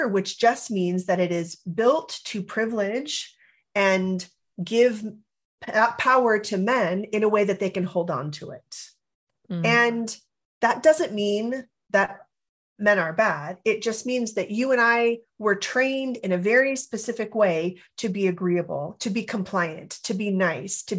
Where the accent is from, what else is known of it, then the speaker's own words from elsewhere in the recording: California, United States; I grew up in California